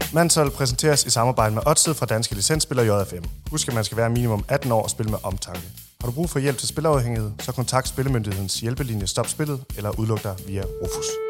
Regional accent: Denmark; Vi er danskere

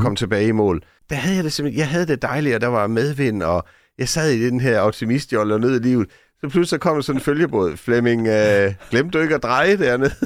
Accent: Sønderborg, Southern Denmark, Denmark; Vi boede sådan tæt på både skoven og stranden i Sønderborg

